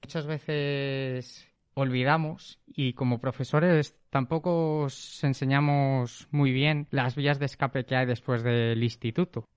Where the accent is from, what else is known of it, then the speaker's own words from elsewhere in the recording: Zamora, Castile and León, Spain; moved away as an adult; also born or lived in Madrid / Asturias; Yo nací en Zamora y viví ahí hasta los 24 años